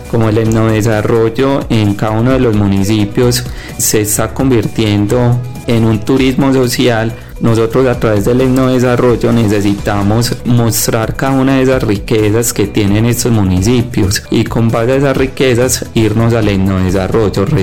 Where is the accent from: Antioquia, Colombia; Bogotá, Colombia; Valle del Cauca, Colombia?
Antioquia, Colombia; San Pedro de los Milagros; soy del municipio de San Pedro de los Milagros y actualmente somos aspirantes a la Asamblea Departamental para Antioquia.